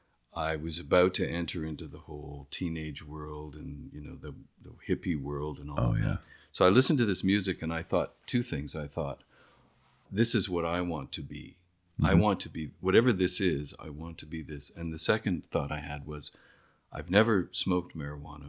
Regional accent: Midland, Ontario, Canada; I grew up in Midland

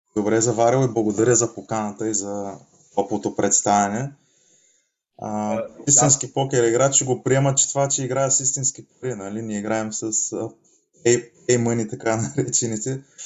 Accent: Asenovgrad, Plovdiv Province, Bulgaria; moved away as an adult; also born or lived in Varna; now in Spain; Израснал съм в Асеновград

